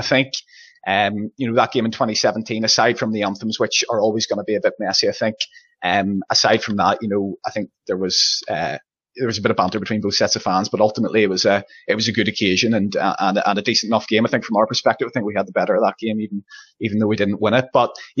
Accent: Northern Ireland, United Kingdom; I see myself as Northern Irish

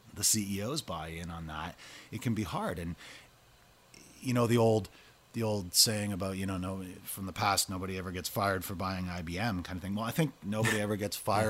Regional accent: Canada; I'm from Canada

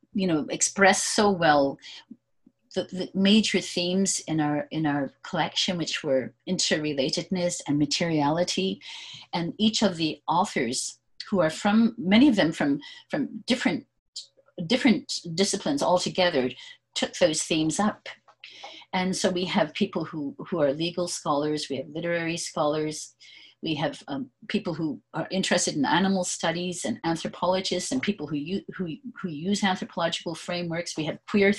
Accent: Prince Edward Island, Canada; moved away; also born or lived in Vanuatu; I grew up in Prince Edward Island. My father had a small farm, and I grew up on the North Shore

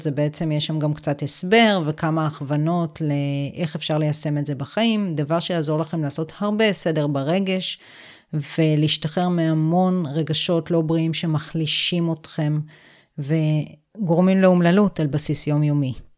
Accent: Israel; גדלתי בקיבוץ

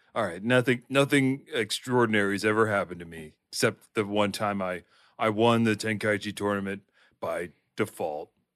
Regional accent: Delaware, United States; I'm from Delaware, which has nothing to do in it for, for any young person

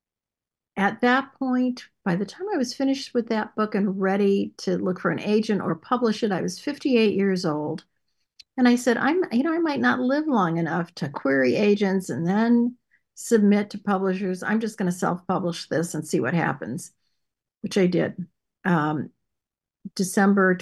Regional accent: Cleveland, Ohio, United States; now in Phoenix, United States; Born and raised in Cleveland, Ohio

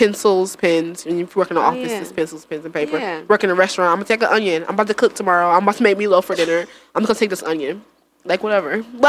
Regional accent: Jamaica; One of my jobs, because you know, I'm Jamaican. I got a lot of jobs.

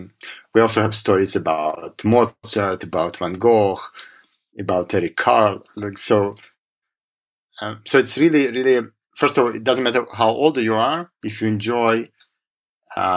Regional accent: Israel; also born or lived in Russia / Boston; I was born in Russia, and I moved as a child. I grew up to Israel. I grew up in Israel. I moved to Israel as a child

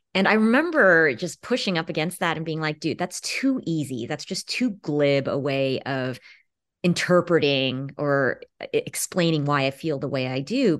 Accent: Los Angeles, California, United States; I grew up in Los Angeles

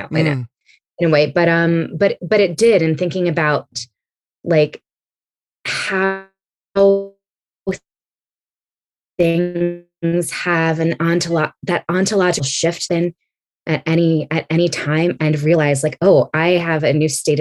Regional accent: East Coast, United States; also born or lived in California; now in Philadelphia, United States; my parents moved to the East Coast to be closer to their parents. And I grew up as one of three like kids of color in my graduating class

